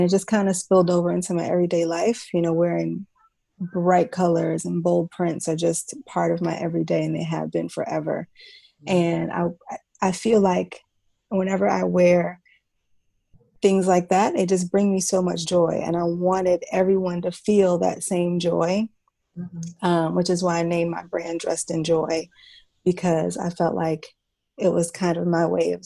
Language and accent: English; Chicago, Illinois, United States; moved away as an adult; now in Brooklyn, United States; I live in Brooklyn, New York, originally from Chicago. I've been in New York for about 14 years now